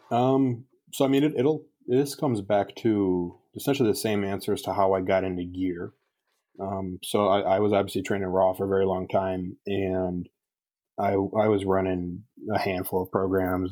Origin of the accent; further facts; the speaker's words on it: Wisconsin, United States; my hometown in Wisconsin